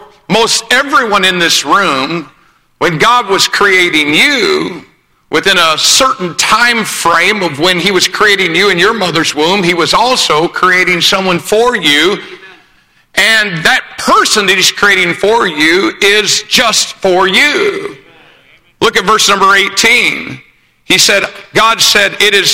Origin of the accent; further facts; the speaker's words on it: Greencastle, Indiana, United States; I was born in Greencastle, Indiana.